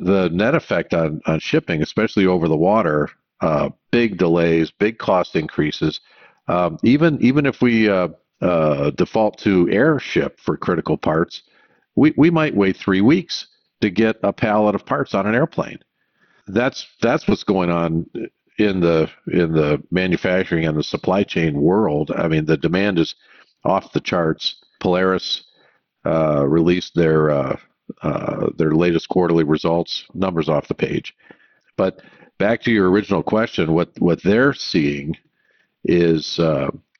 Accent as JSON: {"language": "English", "region": "Michigan", "country": "United States", "tie": "born or raised there", "moved": "yes", "said": "I grew up in Michigan"}